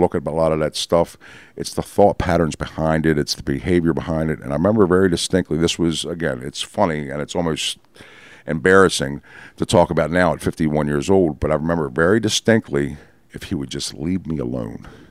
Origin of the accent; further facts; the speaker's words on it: Baltimore, Maryland, United States; also born or lived in Catonsville, Maryland; I was born in Baltimore